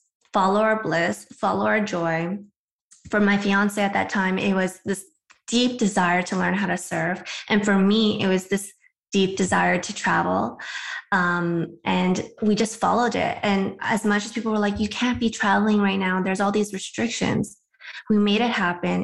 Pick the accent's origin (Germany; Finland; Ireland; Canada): Canada; Vancouver, British Columbia; moved away as an adult; now in United States; I'm from Vancouver, Canada